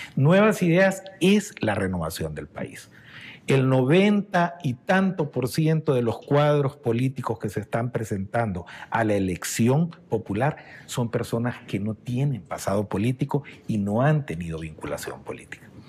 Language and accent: Spanish; San Miguel, El Salvador; soy de San Miguel, allá nací